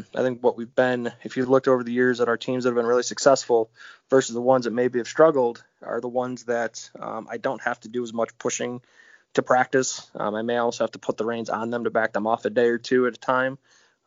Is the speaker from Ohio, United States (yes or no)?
yes; Brunswick, Ohio, United States; I was born and raised in Brunswick, which is 20 minutes south of Cleveland.